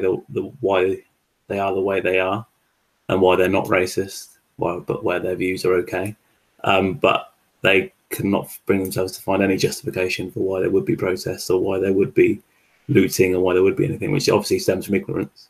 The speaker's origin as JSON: {"language": "English", "town": "Reading", "region": "South East England", "country": "United Kingdom", "said": "I'm 30. I'm also from Reading and I work in client management"}